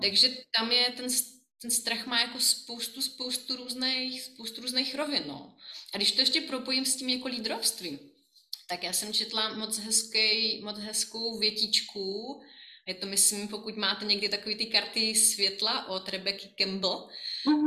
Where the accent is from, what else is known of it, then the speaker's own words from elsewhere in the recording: Brno, South Moravian Region, Czechia; moved away as an adult; now in Prague, Czech Republic; já jsem Brňačka